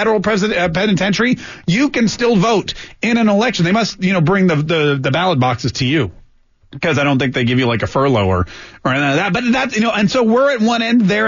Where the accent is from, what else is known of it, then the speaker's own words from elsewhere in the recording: Canada; now in Florida, United States; I was born in Canada